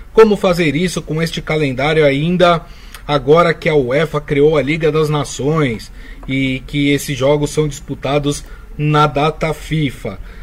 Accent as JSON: {"language": "Portuguese", "country": "Brazil", "said": "Eu sou brasileiro"}